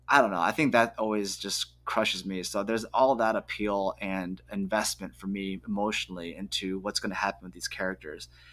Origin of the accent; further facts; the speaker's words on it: United States; I'm proudly American